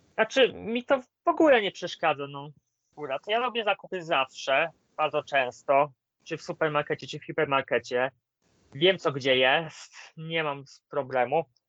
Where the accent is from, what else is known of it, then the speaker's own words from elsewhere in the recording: Greater Poland, Poland; mam rodzinę w Wielkopolsce, a poniekąd też jestem wielkopolaninem